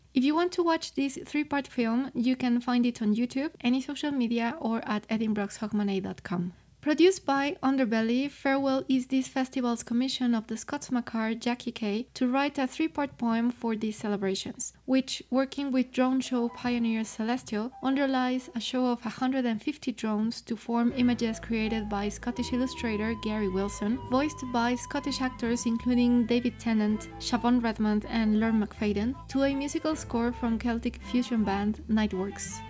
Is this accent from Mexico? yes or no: yes; Mexico; I'm from Mexico and I work in the classical music industry